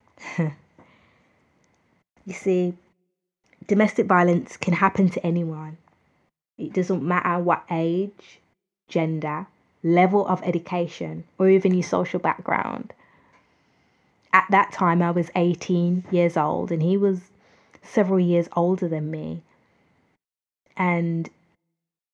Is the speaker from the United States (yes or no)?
no; United Kingdom; I'm from the United Kingdom